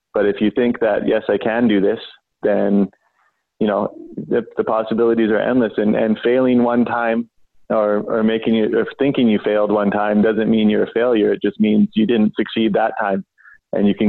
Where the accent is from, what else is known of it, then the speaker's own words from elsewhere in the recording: Vancouver, British Columbia, Canada; I grew up in East Vancouver, in one of the, rougher neighborhoods in the city.